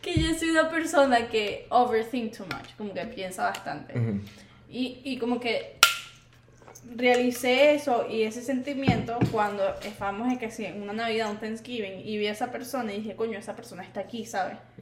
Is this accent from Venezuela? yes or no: yes; Venezuela; now in Miami, United States; Yo soy la única venezolana de ese grupo